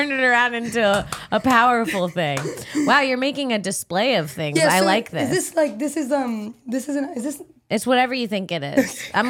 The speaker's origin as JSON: {"language": "English", "town": "Cocoa Beach", "region": "Florida", "country": "United States", "said": "I am from Florida. I'm from Central Florida, Cocoa Beach, 321 Countdown Town."}